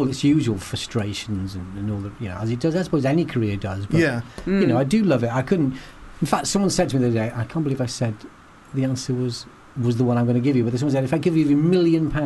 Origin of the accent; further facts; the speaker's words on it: Llanddulas, North Wales coast near Colwyn Bay, United Kingdom; accent: North Wales Scouse; I went to youth theatre back up in North Wales when I was sort of 15, 16